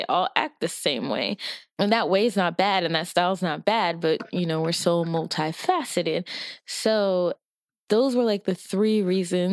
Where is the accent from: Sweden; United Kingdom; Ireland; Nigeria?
Nigeria; I am Nigerian